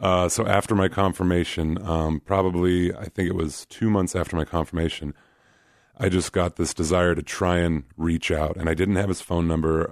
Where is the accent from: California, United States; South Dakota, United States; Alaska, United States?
Alaska, United States; Anchorage; moved away as an adult; also born or lived in Kansas; now in Des Moines, United States; I grew up in Anchorage, and so it's kind of like the, quote, unquote, big city in Alaska.